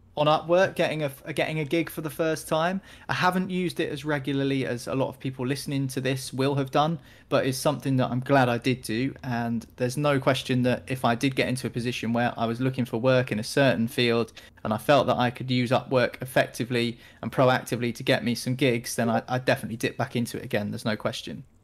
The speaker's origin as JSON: {"language": "English", "country": "United Kingdom", "said": "I'm a British guy"}